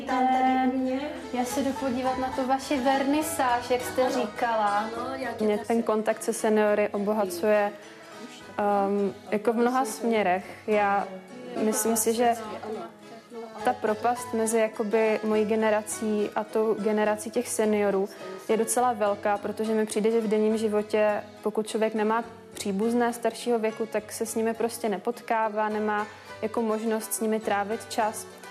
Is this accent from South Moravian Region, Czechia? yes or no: yes; Brno, South Moravian Region, Czechia; moved away as an adult; now in Prague, Czech Republic; Já pocházím z Brna a do Prahy jsem přijela studovat